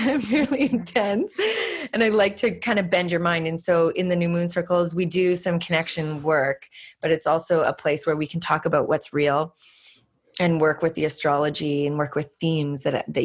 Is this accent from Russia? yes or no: no; Canada; moved away; also born or lived in California; I'm Canadian